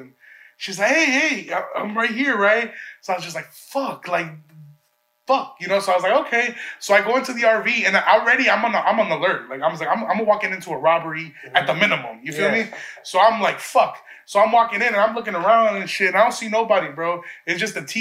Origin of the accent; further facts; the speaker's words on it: Chicago, Illinois, United States; I'm from Chicago visiting.